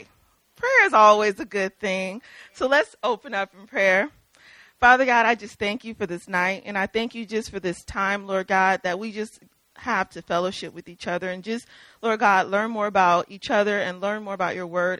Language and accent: English; Mississippi, United States; we're from Mississippi